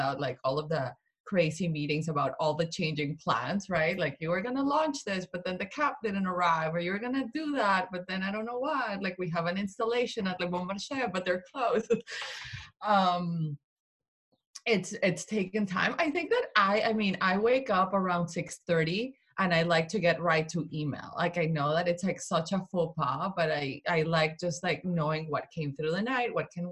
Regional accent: Colombia; also born or lived in Vermont; now in Connecticut, United States; I am Colombian, I am not American, so, and I, all my family is in Colombia, you know, I grew up there.

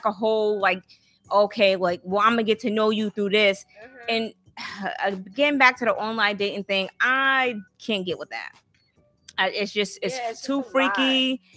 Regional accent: the South, United States; also born or lived in Atlanta / Boston; I'm from the South

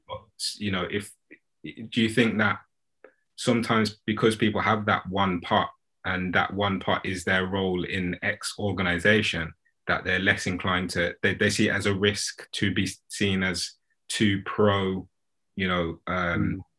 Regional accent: United Kingdom; as British customers

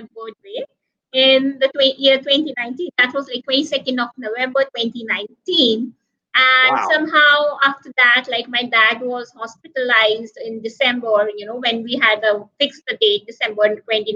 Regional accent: Roorkee, Uttarakhand, India; moved away as an adult; also born or lived in Delhi, India; now in Mumbai, India; I was born in Delhi, which is the capital city of the country. Uh-huh. And then I was brought up in Roorkee, which is a small

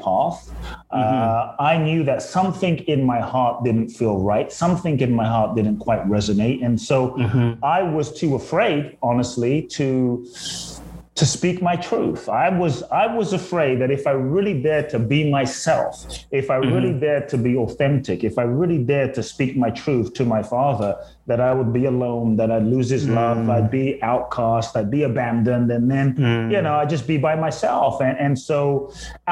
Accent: London, United Kingdom; moved away as an adult; also born or lived in Ghana / Tulum, Mexico; now in United States; I grew up I grew up in South London. And so I grew up in a place called Peckham and Brixton.

